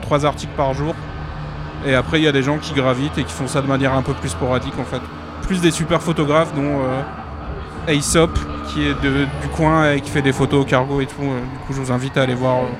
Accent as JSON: {"language": "French", "region": "north of France", "country": "France", "said": "je viens du nord de la France"}